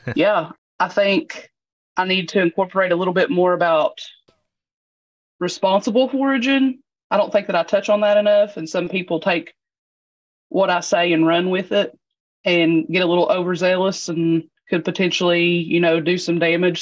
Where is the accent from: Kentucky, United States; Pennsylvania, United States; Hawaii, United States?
Kentucky, United States; Eastern; I'm from Eastern Kentucky